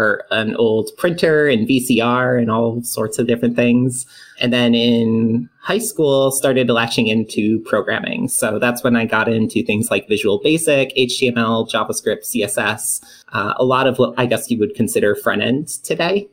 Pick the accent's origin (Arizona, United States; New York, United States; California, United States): New York, United States; Syracuse; moved away as an adult; now in Austin, United States; I'm from Syracuse, New York. Small little, I guess like Syracuse itself isn't that big. But I'm more outside the city